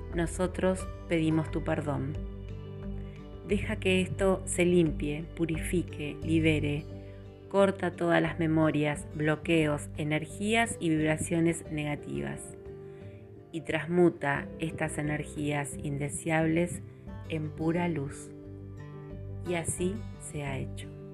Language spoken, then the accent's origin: Spanish; Patagonia, Argentina; en mi país